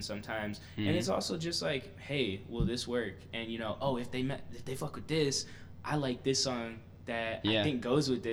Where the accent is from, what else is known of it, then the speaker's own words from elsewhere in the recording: Detroit, Michigan, United States; moved away as an adult; also born or lived in Kalamazoo, Michigan; now in Chicago, United States; I grew up in Detroit